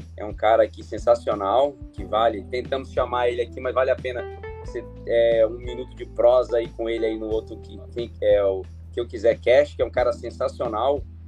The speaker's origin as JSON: {"language": "Portuguese", "town": "Porto Velho", "region": "Rondônia", "country": "Brazil", "tie": "born or raised there", "also_born_or_lived": "Rio Branco, Acre", "said": "nasci em Rio Branco, mas fui criado aqui em Porto Velho."}